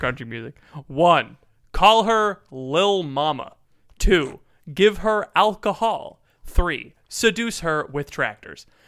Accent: Florida, United States; I'm from Florida

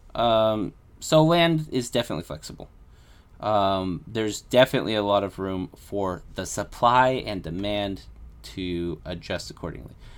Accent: United States; I'm American

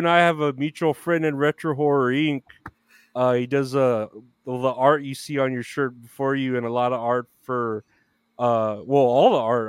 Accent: Uvalde, Texas, United States; moved away; my hometown and yours, the 830 Uvalde?

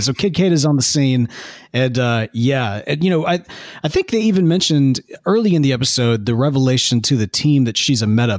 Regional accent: Jackson, Mississippi, United States; moved away as an adult; now in Houston, United States; my hometown of Jackson, Mississippi

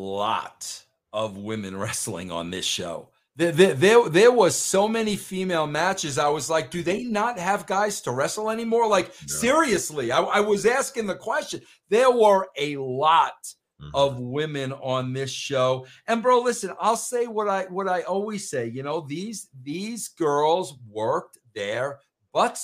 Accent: New York, United States; I'm a New Yorker through and through

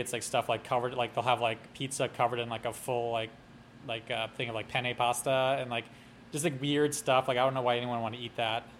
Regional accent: New York City, New York, United States; I was actually born in Brooklyn

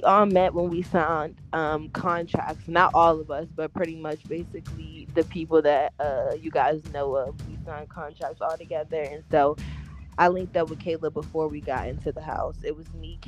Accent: Virginia, United States; now in DMV, United States; I'm from Virginia. I live in the DMV

